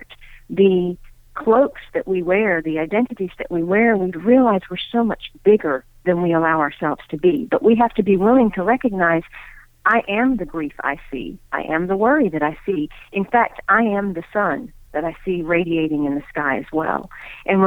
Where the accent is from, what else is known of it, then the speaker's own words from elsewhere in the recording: Deep South, United States; I am of Indian heritage, and I grew up in the Deep South, Bible Belt South